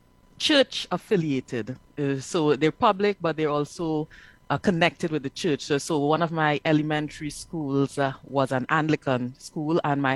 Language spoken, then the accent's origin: English; San Fernando, Trinidad & Tobago; now in Georgia, United States; I am originally from Trinidad and Tobago